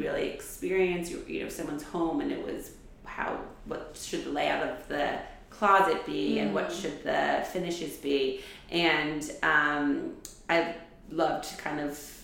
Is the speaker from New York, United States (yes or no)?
yes; New York City, New York, United States; born or raised there; also born or lived in New Hampshire / Boston